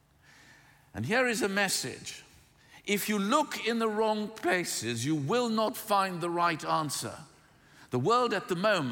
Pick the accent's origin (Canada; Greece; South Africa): South Africa; moved away; I grew up in South Africa.